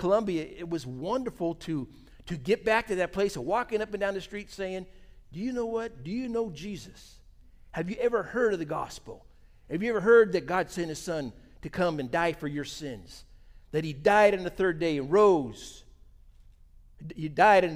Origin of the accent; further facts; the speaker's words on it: United States; We're from America. I'm a pastor there